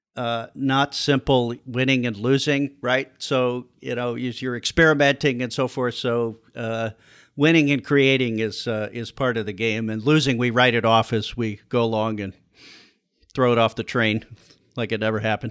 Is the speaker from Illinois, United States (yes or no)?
yes; Chicago, Illinois, United States; also born or lived in Iowa; I'm from the Chicago area, went to school at Iowa, and came back to Chicago in eighty-seven to look for a job